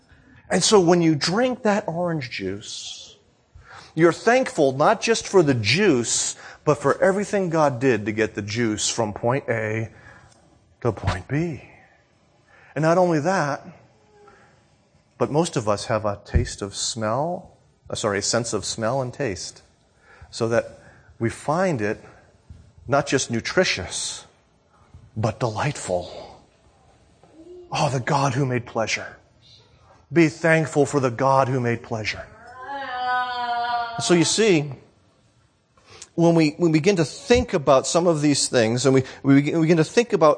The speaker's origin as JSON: {"language": "English", "region": "New England", "country": "United States", "tie": "born or raised there", "said": "I grew up in New England. I grew up in my family."}